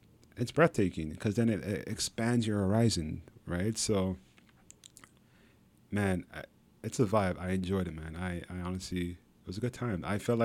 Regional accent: Montreal, Quebec, Canada; born there; because like, I was born in Montreal, right?

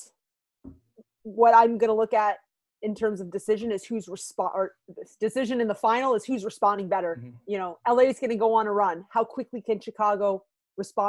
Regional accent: Canada; I'm Canadian

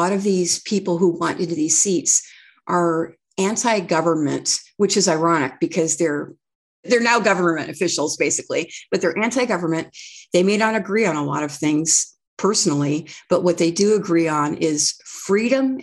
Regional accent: Redding, California, United States; when I grew up in Redding, it was a heavily Democrat

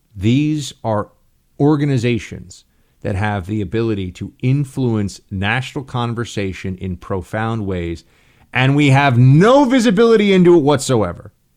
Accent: New York, United States; Senator for the State of New York, my home state

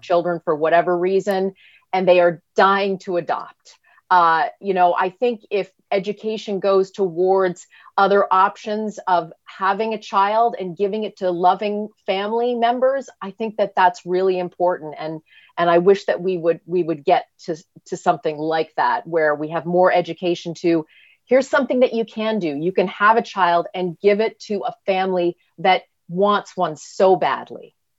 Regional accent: Canada; now in United States; I'm Canadian, uh, and by, by birth, I have dual citizenship. My father was American. Uh, I came to the land of opportunity

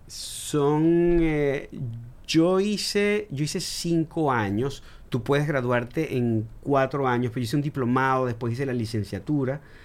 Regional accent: Venezuela; yo como venezolano

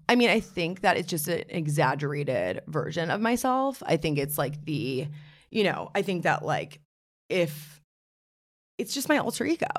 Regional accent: New York City, New York, United States; I'm from New York City, born and raised.

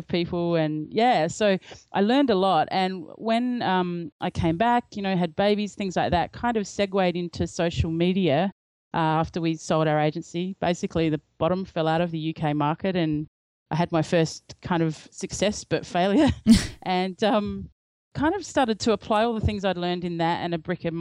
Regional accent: Australia; I'm from Australia

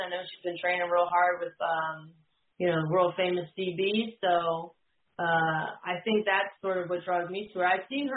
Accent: New Jersey, United States; now in Virginia, United States; I live in Virginia now, but I grew up in New Jersey

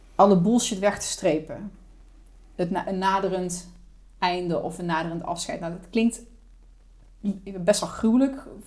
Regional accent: Netherlands; also born or lived in Germany; Maar ik ben al heel jong verhuisd van Duitsland naar Nederland. Ik heb een Nederlandse vader en een Duitse moeder. Ja. In Duitsland geboren. Toen ik 4,5 was kwam naar Nederland

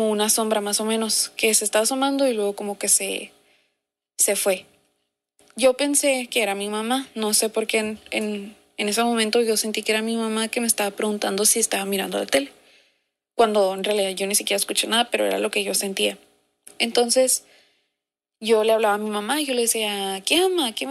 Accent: Mexicali, Baja California, Mexico; ¿Qué onda, morras? … soy de Mexicali

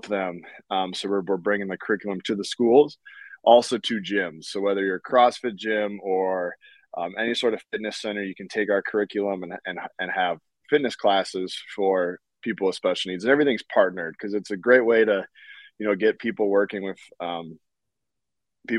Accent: North Dakota, United States; I'm from North Dakota

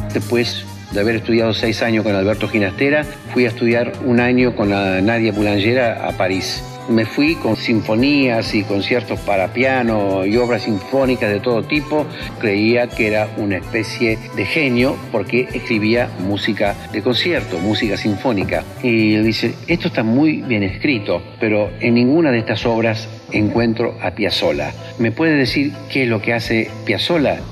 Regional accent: Argentina; Yo soy argentino y yo creo que mi música tiene que ser argentina, tiene que tener perfume a mi tierra.

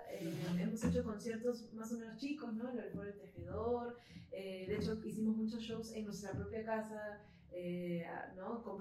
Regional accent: Peru; eh, somos del Perú

